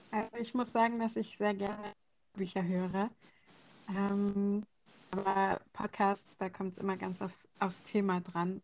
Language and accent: German; Southern Germany, Germany; now in Berlin, Germany; ich bin in Süddeutschland aufgewachsen